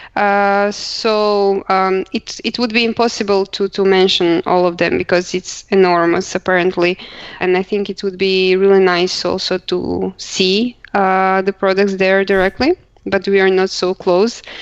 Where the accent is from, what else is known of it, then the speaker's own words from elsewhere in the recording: Croatia; moved away as an adult; now in Luxembourg; I come from Croatia, but I live already for um, more than four years in Luxembourg